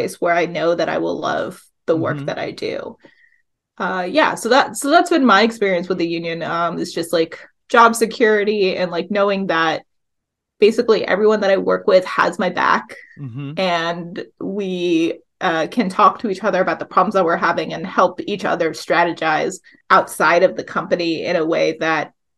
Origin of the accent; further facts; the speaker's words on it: the South, United States; also born or lived in Appalachia, Virginia; now in Hudson Valley, United States; I grew up in the South, and there's a lot of needs for mm-hmm. unions where mm-hmm. I grew up